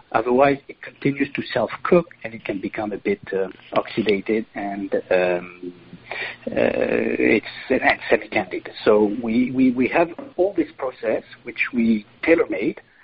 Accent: Lourmarin, Provence-Alpes-Côte d'Azur, France; now in Malaysia; I come from Provence, uh, from a little village called Lourmarin, where my family uh, does wine

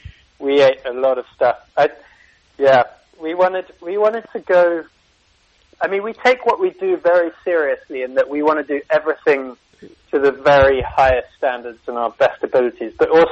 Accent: Singapore; born there; So, it's actually, I was born in Singapore, and I had Singaporean armor or au pair out there

